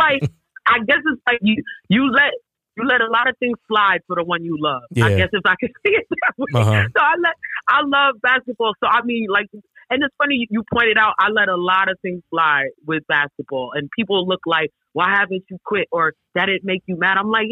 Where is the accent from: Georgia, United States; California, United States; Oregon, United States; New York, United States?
New York, United States; Bronx; So I grew up in Parkchester in the Bronx, which is the neighborhood where St. Raymond is located.